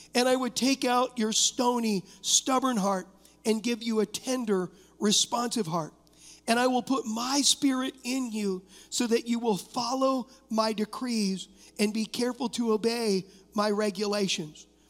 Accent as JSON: {"language": "English", "town": "Huntington Beach", "region": "California", "country": "United States", "tie": "born or raised there", "said": "I was raised in Huntington Beach, California"}